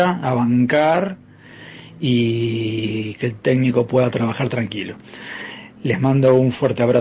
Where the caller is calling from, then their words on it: Avellaneda, Buenos Aires Province, Argentina; Ariel, Nelson, buenas noches. … de Avellaneda.